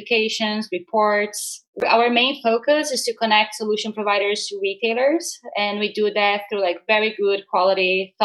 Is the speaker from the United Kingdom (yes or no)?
no; Brazil; moved away as an adult; also born or lived in United States; I was born and raised in Brazil. I moved to the US a couple of years ago.